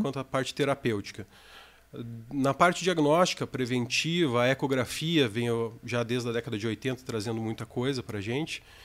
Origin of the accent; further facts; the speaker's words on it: Joinville, Santa Catarina, Brazil; moved away as an adult; also born or lived in Rio de Janeiro; now in Curitiba, Brazil; eu sou natural de Joinville, estou com 36 anos agora